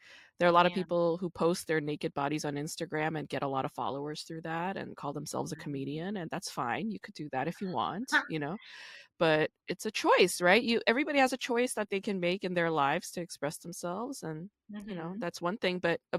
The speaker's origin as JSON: {"language": "English", "region": "New York", "country": "United States", "tie": "born or raised there", "also_born_or_lived": "Busan, Korea", "said": "New York when I was 5, and I grew up in New York."}